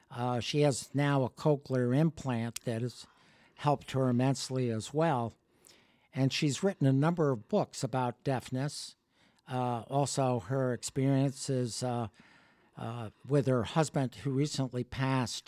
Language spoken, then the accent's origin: English; Connecticut, United States; also born or lived in Cleveland, Ohio / Washington; I grew up, uh, in Connecticut